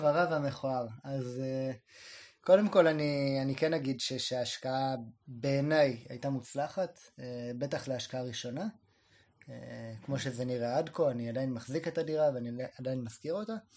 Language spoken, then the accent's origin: Hebrew; a kibbutz very close to Sderot, Southern District, Israel; אני גדלתי בקיבוץ, אה, מאוד קרוב לשדרות